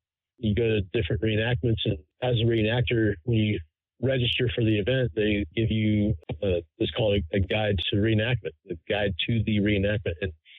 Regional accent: Tampa, Florida, United States; I grew up and born and raised in Tampa, Florida. I live now just a little bit north of Fort Foster.

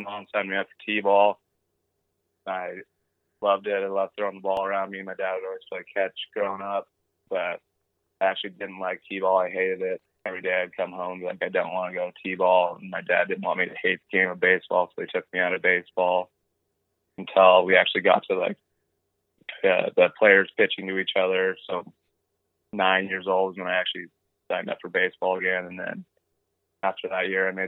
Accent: Lethbridge, Alberta, Canada; in Lethbridge baseball anyways, because growing up in Little League, there's the north side and the south side

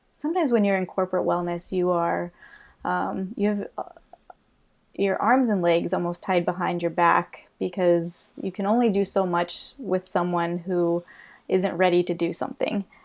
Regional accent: Illinois, United States; moved away as an adult; also born or lived in Tampa, Florida / Colorado; now in Florida, United States; I'm from Illinois

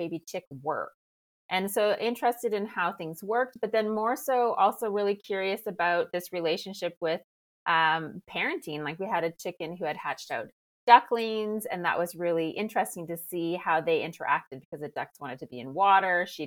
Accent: Canada; now in France; I'm Canadian, but based in France.

